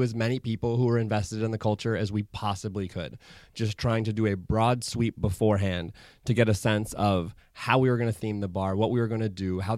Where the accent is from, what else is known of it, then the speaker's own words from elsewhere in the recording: Hawaii, United States; moved away; I grew up in Hawaii